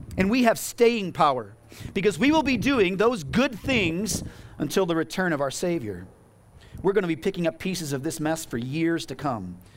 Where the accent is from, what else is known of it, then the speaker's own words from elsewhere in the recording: United States; As American Christians